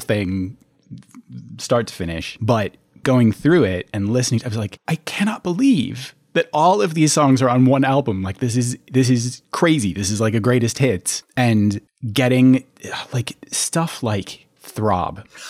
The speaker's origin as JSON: {"language": "English", "town": "Minneapolis", "region": "Minnesota", "country": "United States", "tie": "born or raised there", "said": "I grew up in the Twin Cities as well"}